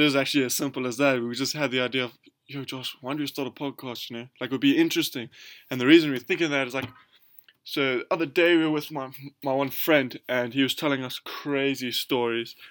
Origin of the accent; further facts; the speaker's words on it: South Africa; we're from South Africa